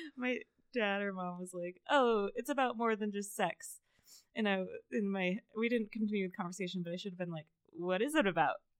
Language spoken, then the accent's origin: English; Las Vegas, Nevada, United States; I grew up in Las Vegas